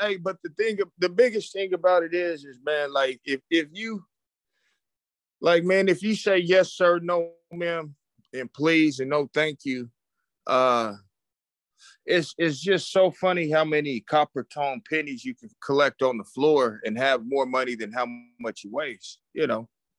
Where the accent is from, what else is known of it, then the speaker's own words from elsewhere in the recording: Oklahoma, United States; I'm sorry. I'm from Oklahoma. You can tell what's on my mind.